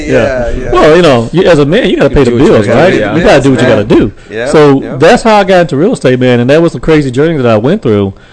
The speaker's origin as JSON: {"language": "English", "town": "Texarkana", "region": "Texas", "country": "United States", "tie": "born or raised there", "lives_now": "Fort Worth, United States", "said": "I'm originally from Texarkana, Texas."}